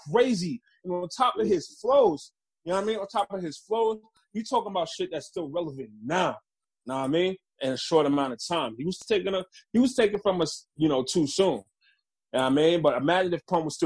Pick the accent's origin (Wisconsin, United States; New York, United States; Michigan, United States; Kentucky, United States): New York, United States; New York City; moved away; I was born in the Bronx. Partially raised there